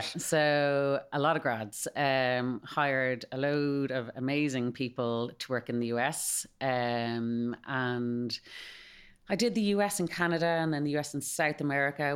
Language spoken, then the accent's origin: English; Malahide, Leinster, Ireland; accent: Irish; moved away as an adult; also born or lived in Spain / United States; I'm from Malahide, uh, so I went to D C U